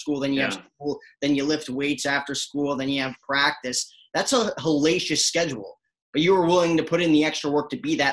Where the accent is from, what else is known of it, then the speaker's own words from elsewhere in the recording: New Jersey, United States; I grew up in Jersey